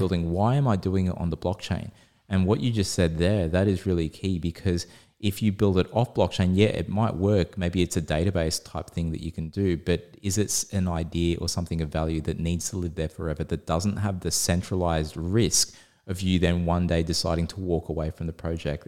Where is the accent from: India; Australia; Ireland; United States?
Australia; we're Aussie